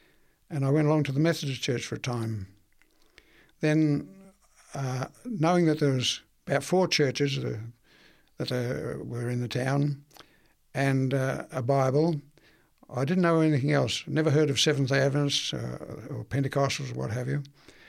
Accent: Victoria, Australia; born there; I was born in Victoria, at Tuca.

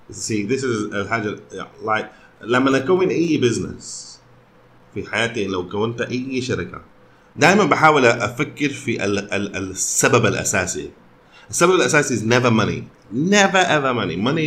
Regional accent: Sudan; ما عندنا نقول اكثر منكم لكن انا سوداني

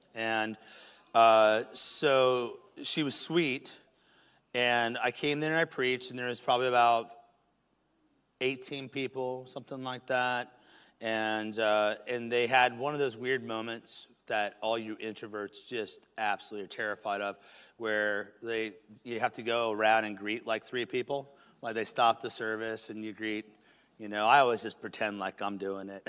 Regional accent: United States; In America

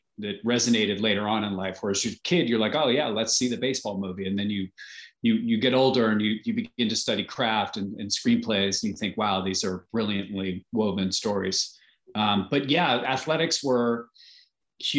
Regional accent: Plainfield, New Jersey, United States; I was born in Plainfield, New Jersey, the Garden State in Union County.

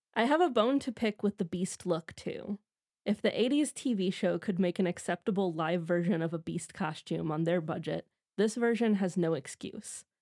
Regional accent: Midwest, United States; as am

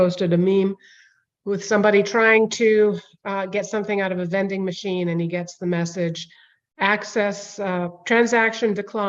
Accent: New Delhi, Delhi, India; moved away; I would probably get Indian citizenship since I was born in New Delhi.

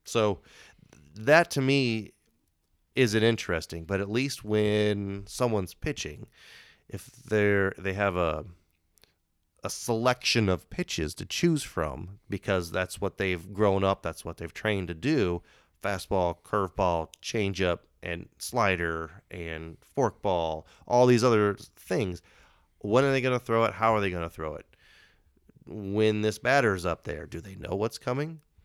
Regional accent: Indiana, United States; I'm, I'm from Indiana

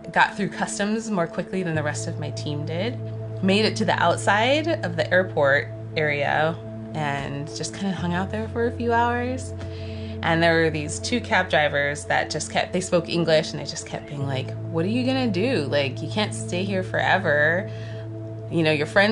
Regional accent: Boulder, Colorado, United States; moved away as an adult; now in Hawaii, United States; I'm originally from Boulder, Colorado. It's where I was born. And I grew up in Boulder County. So lived in Colorado for all of my life until I moved here 5.5 years ago

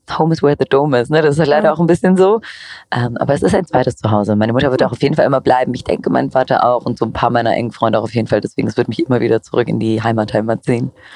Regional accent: Cologne, North Rhine-Westphalia, Germany; moved away; nicht die beste Kölnerin, aber ich, mein Herz ist trotzdem noch dort

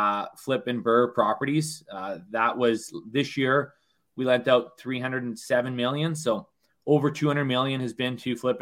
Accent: Thunder Bay, Ontario, Canada; moved away as an adult; also born or lived in Western Canada; I was born and raised in Thunder Bay, Ontario

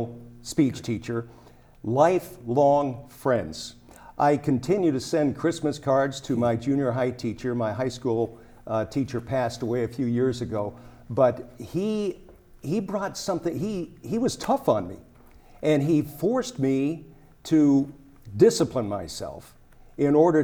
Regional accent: Colorado, United States; I grew up in Colorado

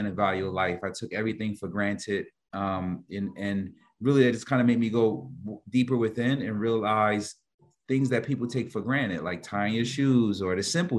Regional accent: Newark, New Jersey, United States; I'm from Newark, New Jersey, which you're familiar where the airport is at, one of the major hubs. But it's when I grew up in the 80s, it was a bad area

